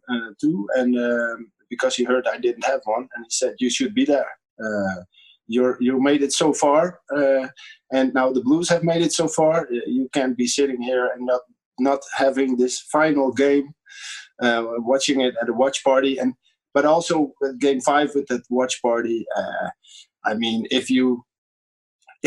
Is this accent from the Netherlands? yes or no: yes; Netherlands